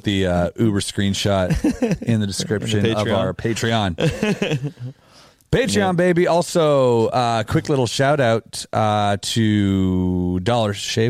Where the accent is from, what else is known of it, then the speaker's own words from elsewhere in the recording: Canada; being a Canadian, you know, and we definitely have like different laws and stuff like that.